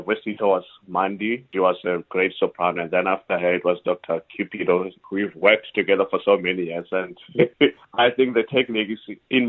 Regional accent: Kroonstad, Free State, South Africa; moved away as an adult; also born or lived in Potchefstroom, South Africa; now in United Kingdom; I'm from Free State in Kroonstad.

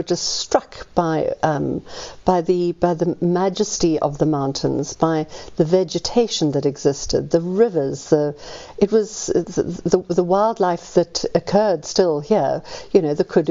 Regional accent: Johannesburg, Gauteng, South Africa; I'm a South African. I was born in Joburg.

